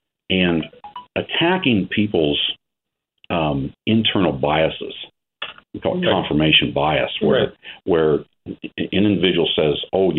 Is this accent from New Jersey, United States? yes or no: no; Ohio, United States; I'm a farmer from Ohio. We started from scratch in 1983, but didn't start out that way. I didn't grow up on a farm. My mom and dad lived in town with me. I'm an only child